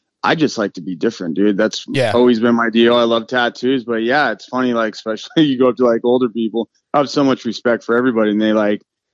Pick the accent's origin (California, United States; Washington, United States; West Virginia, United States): California, United States; Moorpark; I grew up in Southern California in a little town, Moore Park, California.